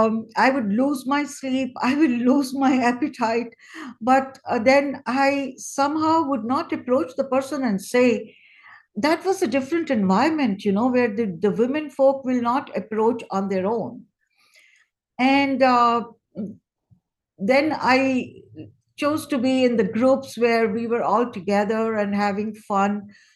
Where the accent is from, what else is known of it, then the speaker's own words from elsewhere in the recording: India; I think I was blessed, unlike so many other families in India.